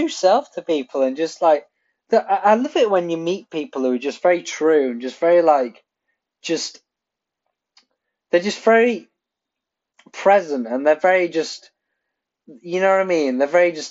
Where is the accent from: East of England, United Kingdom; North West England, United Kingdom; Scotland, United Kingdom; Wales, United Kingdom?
Wales, United Kingdom; Pontypridd; I'm Welsh. My family is from Wales. I was born in Pontypridd